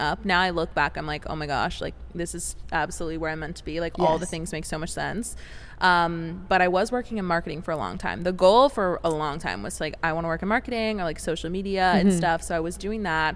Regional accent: Vancouver, Washington, United States; moved away as an adult; also born or lived in Portland, Oregon; now in San Diego, United States; Portland, Oregon, pretty much like the outskirts. I was technically in Vancouver, Washington

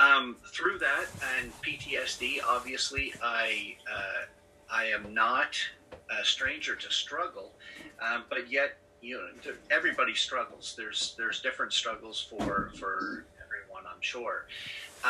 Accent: Newfoundland and Labrador, Canada; also born or lived in New Brunswick, Canada / Nova Scotia, Canada; now in Amherst, Canada; born in New Brunswick, Canada, raised in Newfoundland

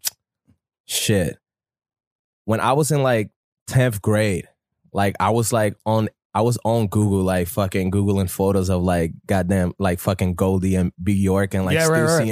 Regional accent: New York City, New York, United States; I'm from the Bronx

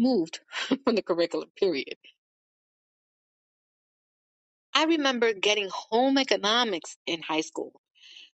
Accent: New York City, New York, United States; I'm from New York City. We don't talk to anyone.

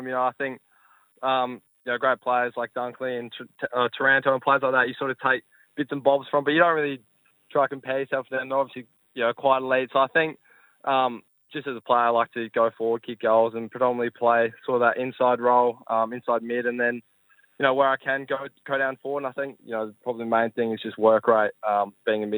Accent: Adelaide, South Australia, Australia; growing up in Adelaide

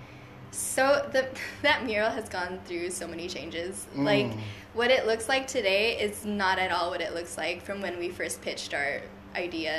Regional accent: Hanford, California, United States; also born or lived in Fresno, California; there's three different high schools in my hometown.

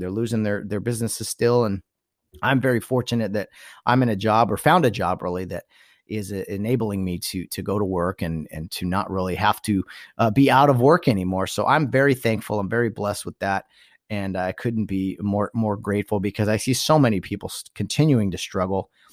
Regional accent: Southern California, United States; I'm from Southern California.

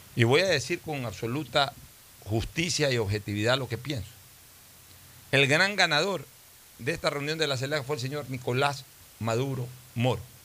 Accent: Ecuador

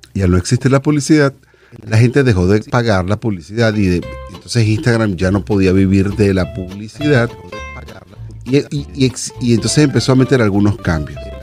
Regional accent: Venezuela; moved away as an adult; soy venezolano

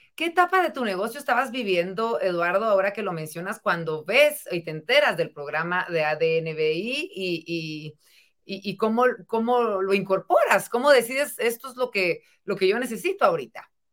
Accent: Guatemala; como sociedad guatemalteca

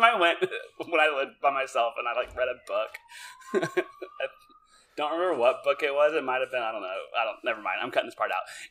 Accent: Beaumont, Texas, United States; I'm from Beaumont, so it's like 120,000.

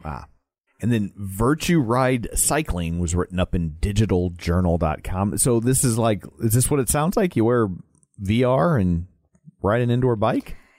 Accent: St. Louis, Missouri, United States; we're from St. Louis

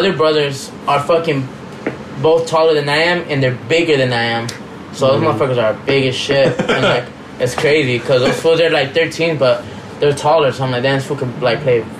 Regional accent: Rosario, Santa Fe, Argentina; Yeah, our, like, local team has, like, one of, like, the craziest fans. We're from Rosario Central

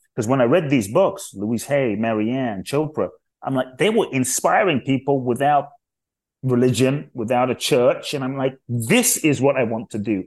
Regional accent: London, United Kingdom; also born or lived in Ghana / Los Angeles; now in United States; I grew up in London, and so I live in the U S now.

